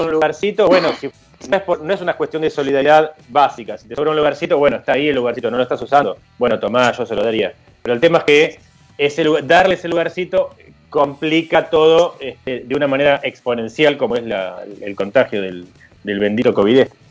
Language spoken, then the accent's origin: Spanish; Argentina; soy argentino